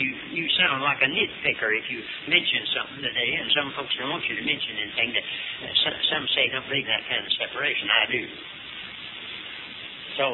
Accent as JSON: {"language": "English", "region": "Western North Carolina", "country": "United States", "tie": "born or raised there", "also_born_or_lived": "Hickory, North Carolina", "said": "I started out in Western North Carolina as a little boy"}